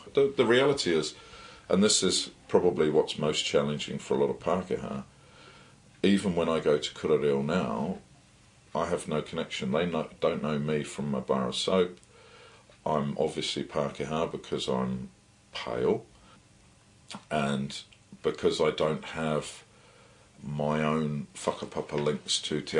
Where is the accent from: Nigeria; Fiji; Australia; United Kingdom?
United Kingdom; England; now in New Zealand; I'm still an Englishman. I've been challenged when I say my pēpēha, and I link back to the UK.